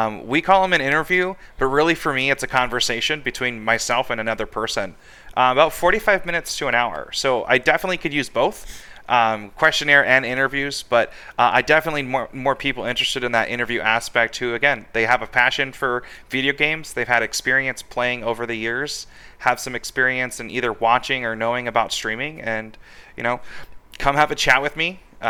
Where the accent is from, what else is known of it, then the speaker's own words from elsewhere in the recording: California, United States; also born or lived in Virginia; now in Arizona, United States; I was born in Virginia, raised in California, and then I ended up out in this horribly hot state